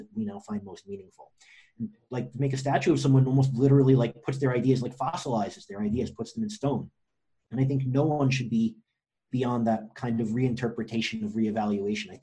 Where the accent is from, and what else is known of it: New York, United States; born or raised there